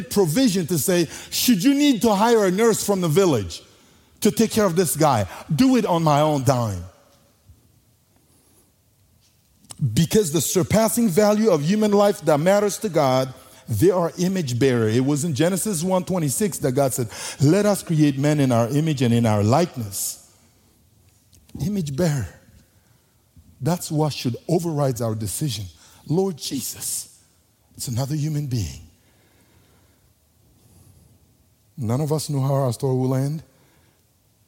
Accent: Bangassou, Mbomou, Central African Republic; first language Sango; English is a second language; moved away; I was born in the Central African Republic

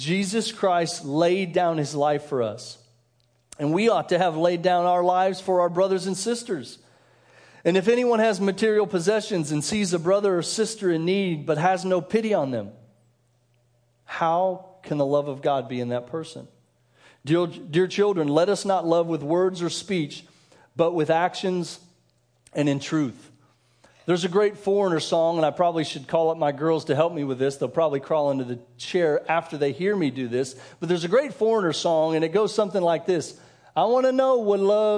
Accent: Denver, Colorado, United States; moved away as an adult; also born or lived in Kansas; I grew up in Denver, so I grew up during the years of Elway

